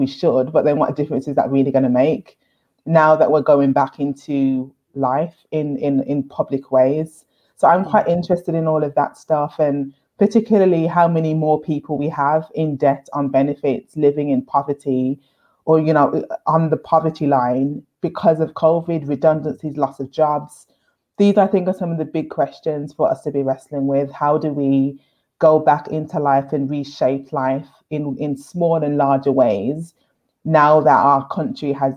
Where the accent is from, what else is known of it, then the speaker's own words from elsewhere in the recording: Birmingham, West Midlands, United Kingdom; I grew up in Handsworth in Birmingham